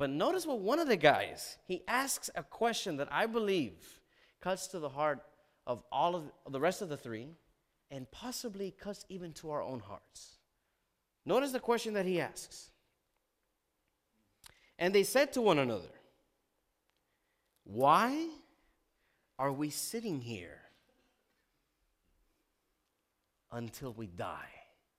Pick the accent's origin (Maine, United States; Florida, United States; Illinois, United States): Florida, United States; Miami; I'm from Miami. The reason you know you're in Miami is when you see several Cuban men wearing these really cool shirts called guayaberas.